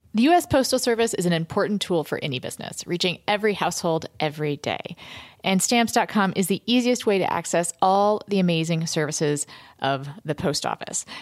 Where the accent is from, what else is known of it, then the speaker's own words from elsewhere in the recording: North Carolina, United States; I'm 17 and I'm from North Carolina